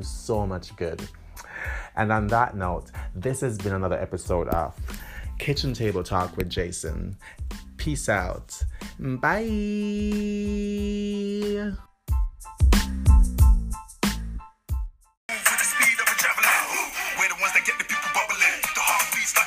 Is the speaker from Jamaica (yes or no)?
yes; Jamaica; moved away; born and, you know, spent much of my childhood in the Caribbean, in Jamaica